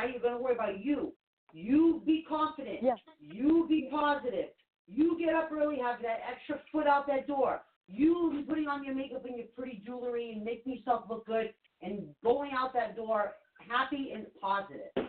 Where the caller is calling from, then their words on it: New York, United States; I'm calling from New York.